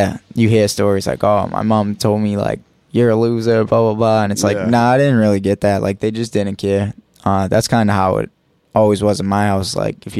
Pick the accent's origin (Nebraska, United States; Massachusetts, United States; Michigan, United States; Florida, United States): Massachusetts, United States; Boston; East Boston.